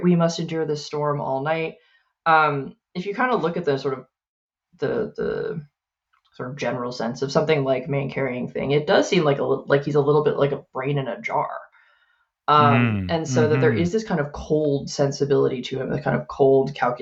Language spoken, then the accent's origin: English; United States; moved away as an adult; now in Canada; I'm an American living in Canada